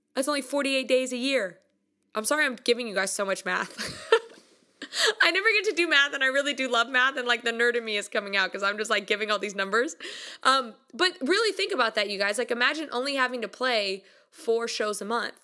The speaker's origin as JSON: {"language": "English", "country": "United States", "said": "I'm from America"}